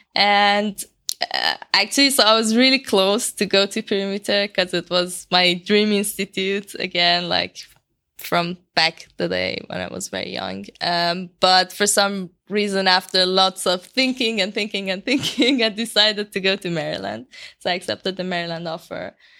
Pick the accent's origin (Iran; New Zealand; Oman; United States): Iran; moved away as an adult; now in Edinburgh, United Kingdom; I'm from Iran